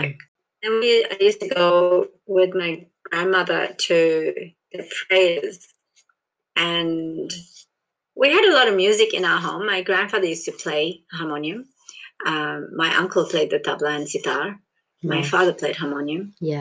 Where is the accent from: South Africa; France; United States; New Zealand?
South Africa; born there; Born in South Africa as Indian, you're not South African. Like, in South Africa, you kind of like regarded Indian.